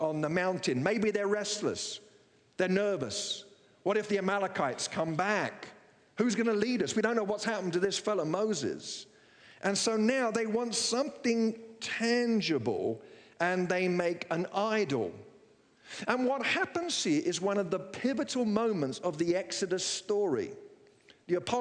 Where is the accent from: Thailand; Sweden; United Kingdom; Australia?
United Kingdom; England; moved away as an adult; now in United States; I'm from England